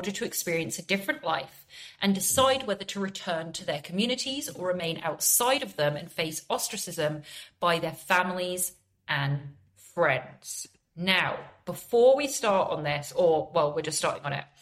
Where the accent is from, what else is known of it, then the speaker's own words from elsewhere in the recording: England, United Kingdom; I'm from England